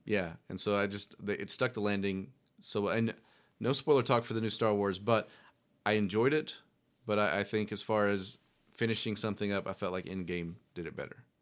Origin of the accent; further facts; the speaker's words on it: Powhatan, Virginia, United States; growing up in Powhatan